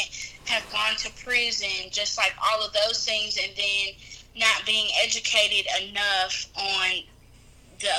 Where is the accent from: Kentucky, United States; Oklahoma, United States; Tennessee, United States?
Tennessee, United States; Memphis; I'm from Memphis, Tennessee